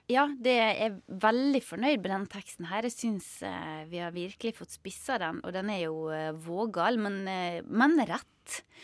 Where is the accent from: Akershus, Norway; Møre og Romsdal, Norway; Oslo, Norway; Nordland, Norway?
Møre og Romsdal, Norway; Sunnmøre; den ble jo spilt inn på hjemstedet mitt også